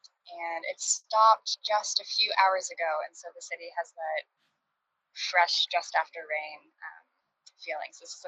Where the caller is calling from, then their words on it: Brooklyn, New York, United States; And I'm calling from Brooklyn, and I'm currently on my roof and looking out at, I can catch just a glimpse of the Manhattan skyline from here.